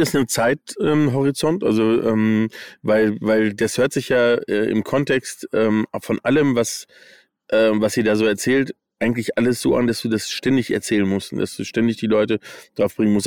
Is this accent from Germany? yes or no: no; United States; moved away; ich bin in den USA aufgewachsen